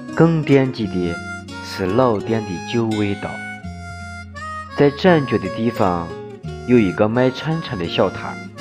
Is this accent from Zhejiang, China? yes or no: no; Shaanxi, China; accent: Shaanxi dialect; 我们的家乡话，陕西话